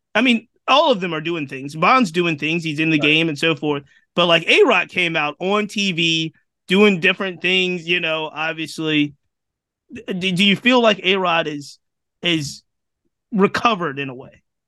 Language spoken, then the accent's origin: English; Virginia, United States; I, I, live and I'm from Virginia